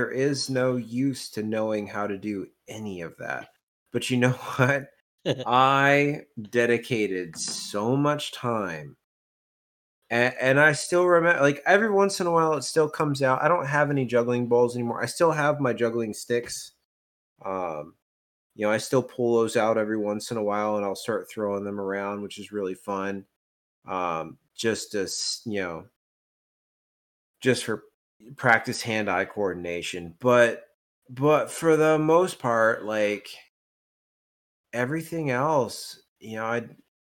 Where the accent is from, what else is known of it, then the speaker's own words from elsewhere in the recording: Louisville, Owensboro, Kentucky, United States; we moved from Louisville to Owensboro